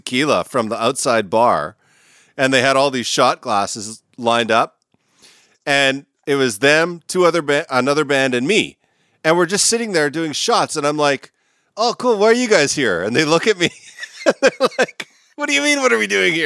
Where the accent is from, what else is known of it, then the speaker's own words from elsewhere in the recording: Canada; I'm Canadian